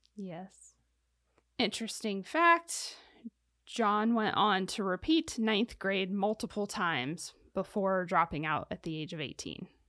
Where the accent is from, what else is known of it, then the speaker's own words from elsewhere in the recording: Ohio, United States; I come from Ohio in a city